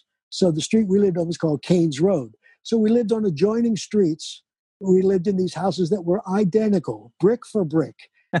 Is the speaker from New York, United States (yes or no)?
no; Roslyn, Pennsylvania, United States; Well, shucks, we moved to Roslyn, and then I went to St. Luke's in Glenside for my first couple of years of school.